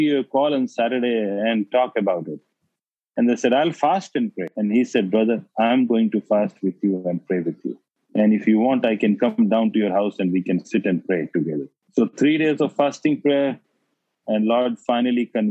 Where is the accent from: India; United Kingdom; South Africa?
India; my hometown village